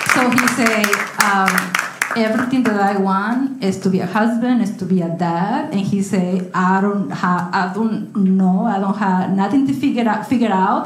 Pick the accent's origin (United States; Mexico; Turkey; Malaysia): Mexico; moved away as an adult; when I went back to Mexico in, in, December. I was here from June to December